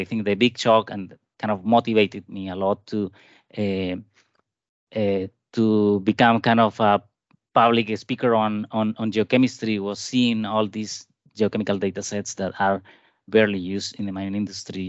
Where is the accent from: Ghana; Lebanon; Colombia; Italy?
Colombia; moved away as an adult; also born or lived in Japan / Canada; I was born in Colombia, and I did my bachelor degree in Colombia